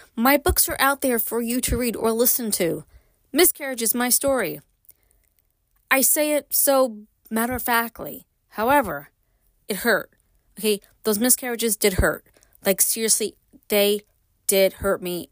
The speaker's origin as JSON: {"language": "English", "town": "New York City", "region": "New York", "country": "United States", "tie": "born or raised there", "moved": "yes", "said": "I grew up in Brooklyn"}